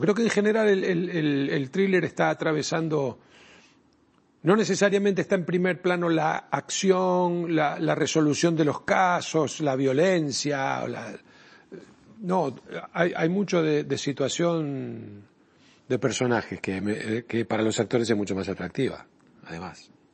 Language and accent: Spanish; Argentina; en mi país, en la Argentina